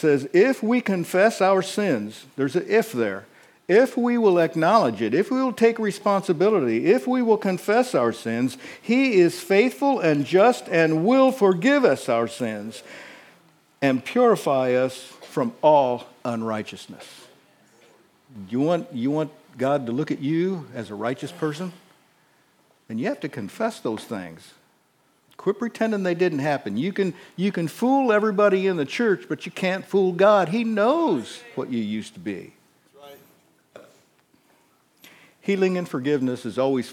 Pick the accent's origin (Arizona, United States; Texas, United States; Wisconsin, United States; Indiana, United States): Indiana, United States; Northeast; I was raised in Northeast Indiana.